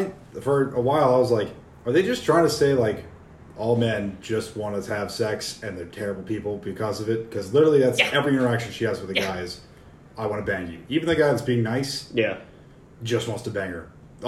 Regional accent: United States; I'm American.

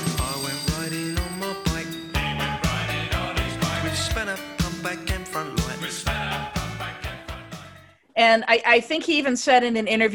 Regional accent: United States; as an American fan

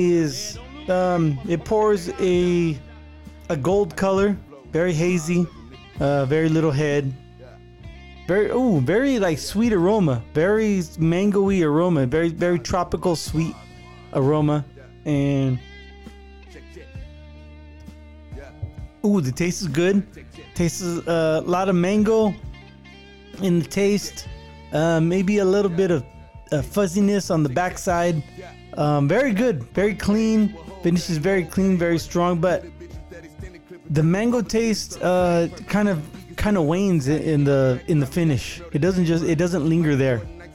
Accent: the Bay Area, California, United States; I'm from the Bay Area

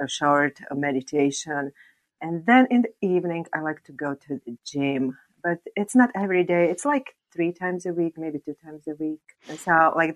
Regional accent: Slovakia; English is a second language; I am from Slovakia

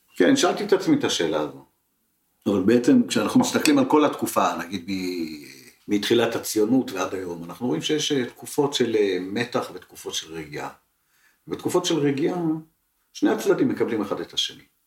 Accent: Israel; שנולדתי פה ולא נולדתי שם

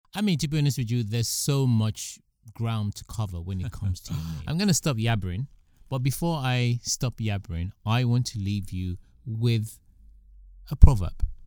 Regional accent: United Kingdom; also born or lived in Nigeria (ancestry); I am British by birth

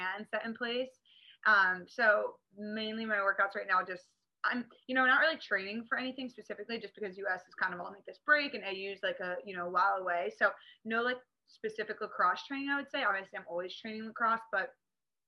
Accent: Northern Maryland, United States; now in Newport Beach, United States; So I grew up in Maryland, like Northern Maryland

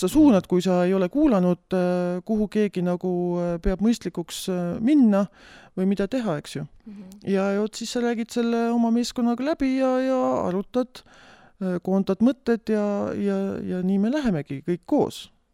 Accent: Tartu, Tartu County, Estonia; olen äh, pärit tegelikult Tartust ja suurem oma, suurema osa oma elust äh, elanud

